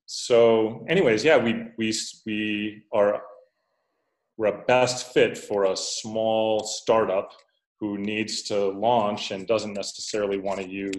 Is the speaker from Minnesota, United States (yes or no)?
yes; Minneapolis, Minnesota, United States; moved away as an adult; also born or lived in Japan; now in Antananarivo, Madagascar; I'm from Minneapolis, Ryan, and I currently live in Antananarivo, which is the capital of Madagascar